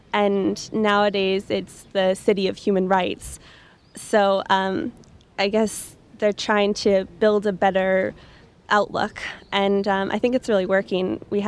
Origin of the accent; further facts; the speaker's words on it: Concord, Massachusetts, United States; moved away as an adult; also born or lived in Boston; now in Nuremberg, Germany; I'm from Boston, or from Concord, Massachusetts